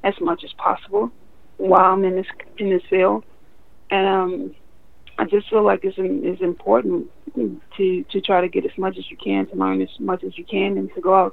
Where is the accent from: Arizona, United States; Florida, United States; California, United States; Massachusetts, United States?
Florida, United States; Miami; moved away as an adult; also born or lived in Louisiana; now in Minnesota, United States; I'm Floridian